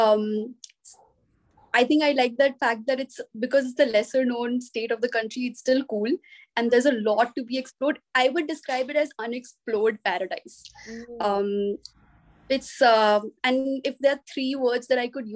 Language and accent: English; Tripura, India; I'm from Tripura